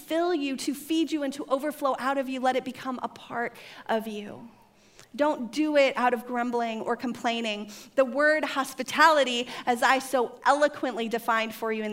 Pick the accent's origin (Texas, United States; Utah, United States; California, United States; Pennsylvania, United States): California, United States; I was raised in California